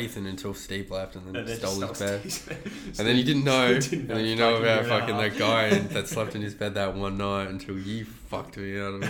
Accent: Canada; Canadian. I'm a Canadian comedian.

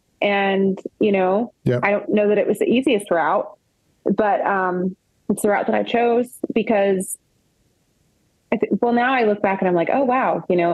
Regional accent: the South, United States; because I'm from the South and that's what they call your grandma, my meemaw.

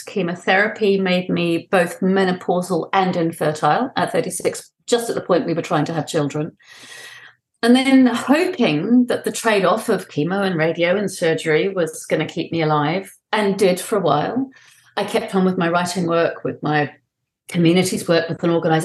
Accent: New Zealand; also born or lived in London; I was born in London. We moved back to my father's native New Zealand when I was 5 years

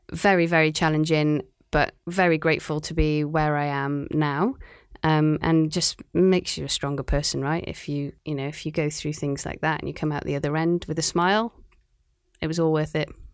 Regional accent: Cardiff, Wales, United Kingdom; also born or lived in Aberystwyth; now in Shanghai, China; I'm from Cardiff in Wales

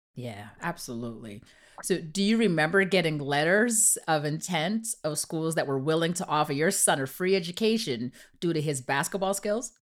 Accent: Canada; My kids and myself, we were raised in Canada

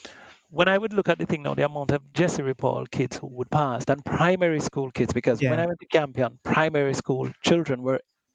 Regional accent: Portmore, Saint Catherine, Jamaica; I grew up in Portmore when Portmore still had cane fields.

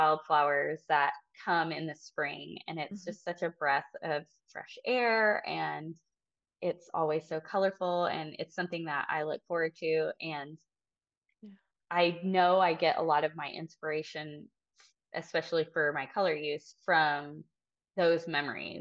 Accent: near Austin, Texas Hill Country, United States; I grew up in the Texas Hill Country, near Austin

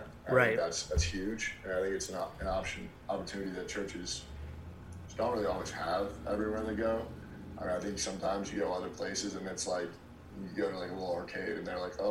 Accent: Virginia Beach, Virginia, United States; moved away as an adult; now in Columbia, United States; I grew up in Virginia Beach, Virginia

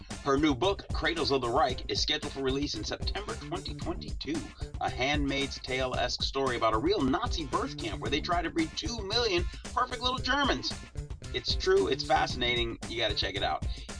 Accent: Chicago, Illinois, United States; It's funny, I grew up in Chicago

